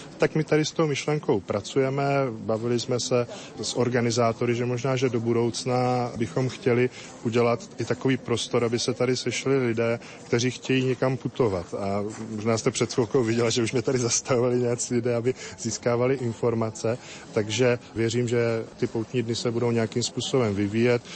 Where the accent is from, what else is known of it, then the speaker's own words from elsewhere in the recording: Moravian Slovakia, South Moravian Region, Czechia; now in Kroměříž, Czech Republic; já nepocházím z Kroměříže, pocházím z Moravského Slovácka, kous kousek od hranice se Slovenskem